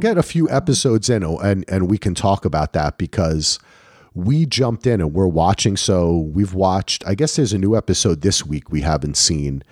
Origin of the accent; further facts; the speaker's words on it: New Jersey, United States; I'm from New Jersey